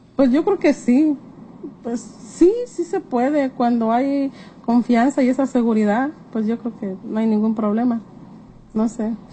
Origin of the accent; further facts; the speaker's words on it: Jalisco, Mexico; yo por ejemplo soy de Jalisco, mi esposo es de Oaxaca